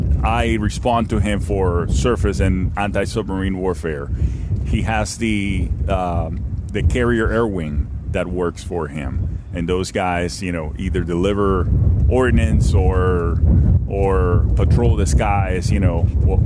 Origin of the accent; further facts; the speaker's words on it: Miami, Florida, United States; Unfortunately, I'm from Miami, and let's not talk about that right now.